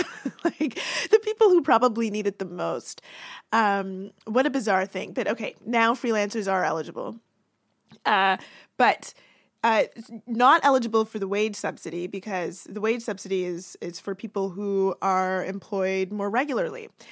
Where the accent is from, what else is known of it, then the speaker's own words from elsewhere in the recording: Toronto, Ontario, Canada; where I grew up in Toronto